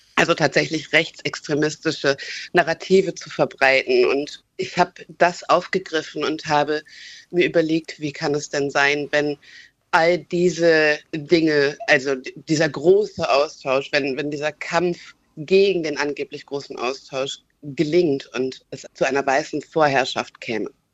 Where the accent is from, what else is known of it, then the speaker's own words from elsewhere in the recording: Germany; ich bin Deutsche